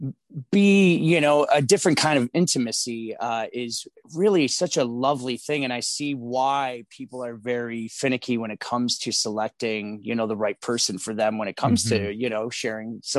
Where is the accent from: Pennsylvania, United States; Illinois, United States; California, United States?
Illinois, United States; Chicago; So I'm born and raised here in Chicago. I'm from the Lincoln Park neighborhood.